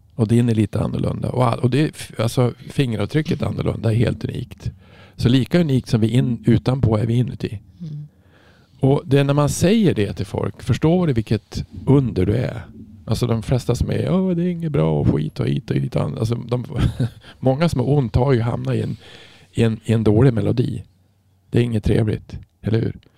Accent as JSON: {"language": "Swedish", "region": "Norrland", "country": "Sweden", "said": "jag är från Norrland, det är mycket snö"}